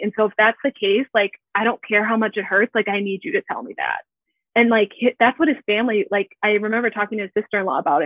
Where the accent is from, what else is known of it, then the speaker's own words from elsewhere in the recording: Minneapolis–Saint Paul, Minnesota, United States; I am from the Twin Cities in Minnesota. And I grew up here. So I've been here my whole life.